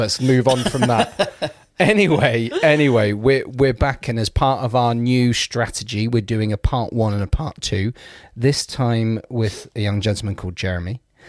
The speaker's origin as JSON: {"language": "English", "town": "Bournemouth", "region": "South West England", "country": "United Kingdom", "tie": "born there", "said": "people might not know this about me, but I was born in Bournemouth."}